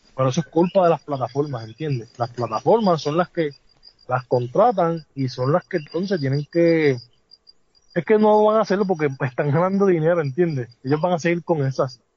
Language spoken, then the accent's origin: Spanish; San Juan, Puerto Rico; el residencial Manuela Pérez, que es de donde yo soy, de donde yo salí